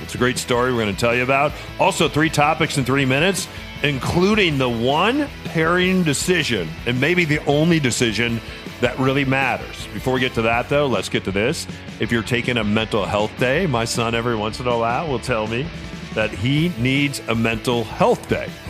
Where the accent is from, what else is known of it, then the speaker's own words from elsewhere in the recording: Illinois, United States; growing up in Illinois, there was a huge farmer's field across the street